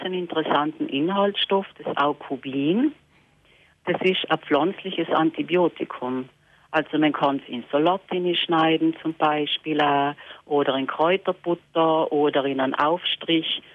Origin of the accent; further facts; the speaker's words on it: Lana, Trentino-Alto Adige, Italy; bei uns in Lana